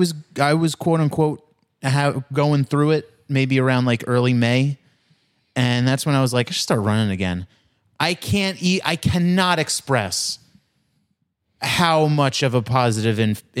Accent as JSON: {"language": "English", "town": "Queens", "region": "New York", "country": "United States", "tie": "born or raised there", "said": "So where I grew up near Hillside, Queens, has become a very Indian neighborhood."}